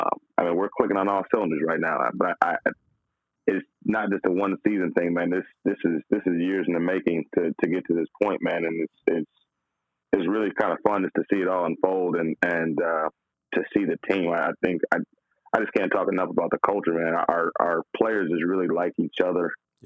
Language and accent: English; Flint, Michigan, United States; also born or lived in Texas; And my family is we're originally from Flint, Michigan.